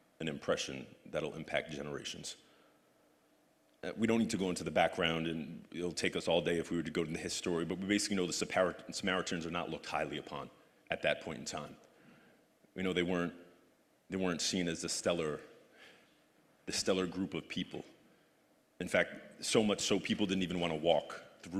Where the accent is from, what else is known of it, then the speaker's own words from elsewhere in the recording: Union City, New Jersey, United States; I was born, I was raised in Union City.